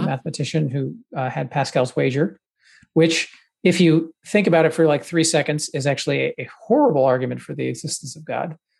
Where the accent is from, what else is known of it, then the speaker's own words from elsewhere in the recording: the South, United States; I grew up in the South